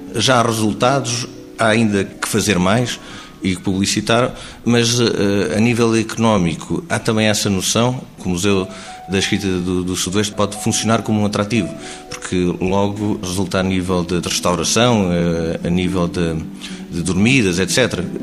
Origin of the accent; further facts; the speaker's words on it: Almodôvar, Alentejo, Portugal; também é da minha terra, é verdade, deste território